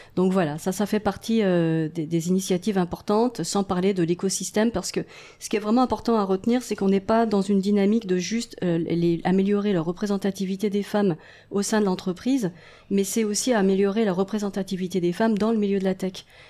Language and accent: French; France; moved away as an adult; also born or lived in Paris; now in Montreal, Canada; je suis française d'origine